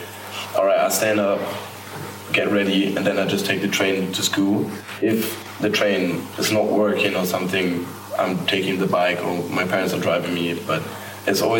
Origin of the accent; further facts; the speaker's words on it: Hamburg, Germany; I was born and raised in Hamburg